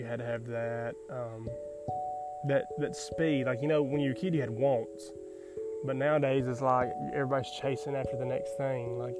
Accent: Taft, Tennessee, United States; I grew up in Taft, Tennessee, a little small town in southern central Tennessee, right on the Alabama state line

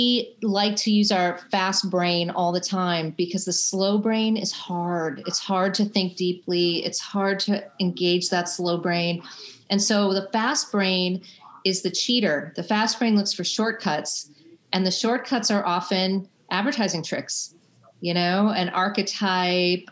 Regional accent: Chicago, Illinois, United States; I grew up in Chicago

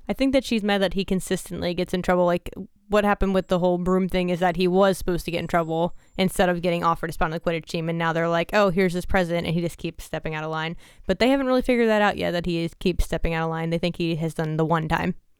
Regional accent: New Jersey, United States

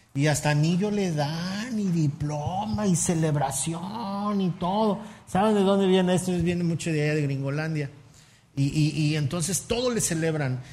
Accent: Mexico City, Mexico; moved away; Yo soy chilango, a mucha honra y se me nota

